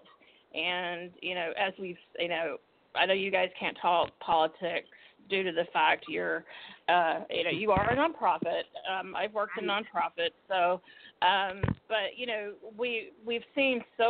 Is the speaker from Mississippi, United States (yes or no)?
yes; Mississippi, United States; moved away; I'm originally from Mississippi. And, you know, my parents sent me to an all-white private